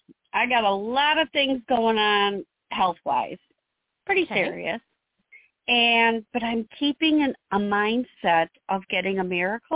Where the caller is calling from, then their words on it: Illinois, United States; I'm calling from Illinois.